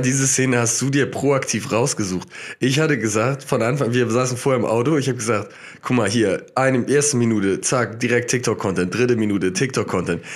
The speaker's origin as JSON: {"language": "German", "country": "Germany", "said": "weil ich Deutscher bin"}